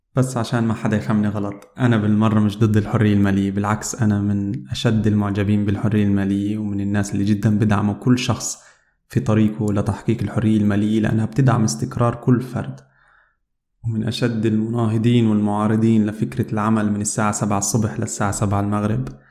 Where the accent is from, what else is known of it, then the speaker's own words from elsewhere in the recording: Palestine; moved away as an adult; now in Germany; أنا عربي فلسطيني وعايش في ألمانيا صار لي عقد من الزمن في ألمانيا